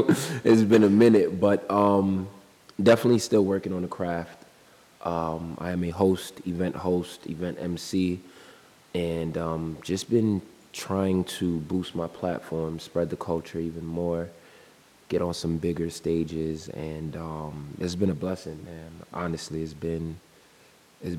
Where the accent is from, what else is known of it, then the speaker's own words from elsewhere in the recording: New York City, New York, United States; we from New York